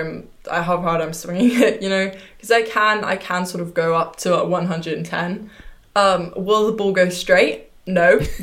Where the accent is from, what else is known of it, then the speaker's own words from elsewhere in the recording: Germany; born there; also born or lived in England; I was born in Germany, but honestly speaking, I never really, you know, yes, when you're 3, 4, your goal is to hit the ball.